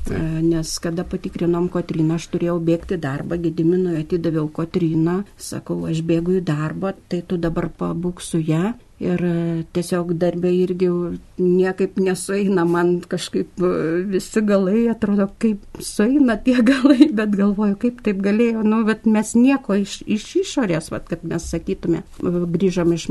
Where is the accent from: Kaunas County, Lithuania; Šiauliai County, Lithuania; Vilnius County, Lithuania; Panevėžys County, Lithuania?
Panevėžys County, Lithuania; Krekenava; now in Panevėžys, Lithuania; važiavom į Kriekenavą, nes ten mano tėviškė yra